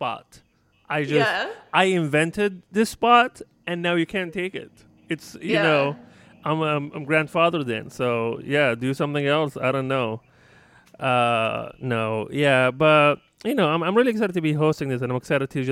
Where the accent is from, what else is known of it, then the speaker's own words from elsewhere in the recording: Libya; moved away; I wasn't born and raised here. You know, I'm not from this country. I'm from Libya originally